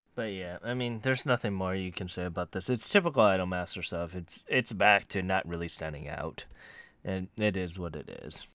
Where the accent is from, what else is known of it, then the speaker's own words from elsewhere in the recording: United States; I am American to a fault